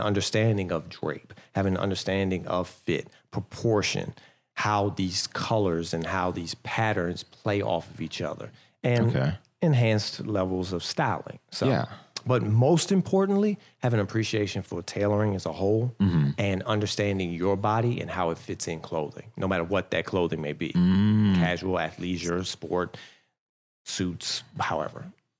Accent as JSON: {"language": "English", "town": "Fort Washington", "region": "Maryland", "country": "United States", "tie": "born or raised there", "said": "For me, I grew up in Fort Washington."}